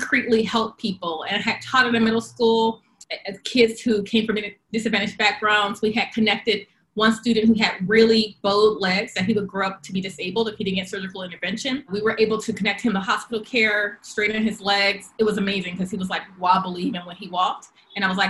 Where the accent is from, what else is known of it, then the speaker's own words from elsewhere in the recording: Long Beach, California, United States; also born or lived in Compton, California / Carson, California; I grew up in Southern California, Long Beach, Compton, and Carson